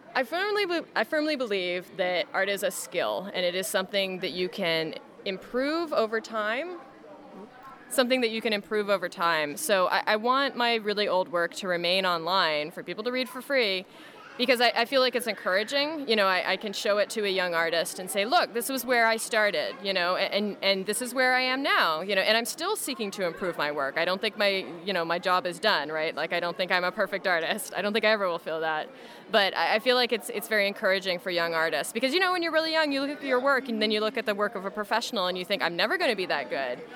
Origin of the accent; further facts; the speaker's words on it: Canada; as a Canadian